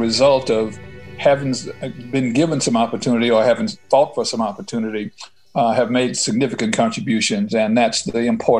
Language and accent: English; South Arkansas, United States; now in Washington, United States; I'm African American. I grew up in South Arkansas. I now live in Washington, D.C.